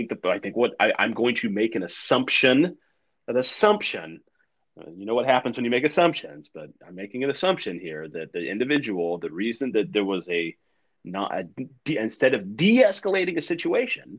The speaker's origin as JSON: {"language": "English", "town": "Tulsa", "region": "Oklahoma", "country": "United States", "said": "I'm from Tulsa, Oklahoma."}